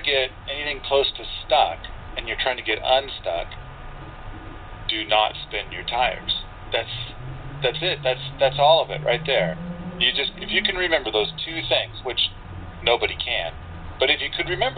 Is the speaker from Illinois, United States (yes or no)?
no; Montana, United States; I'm from Montana.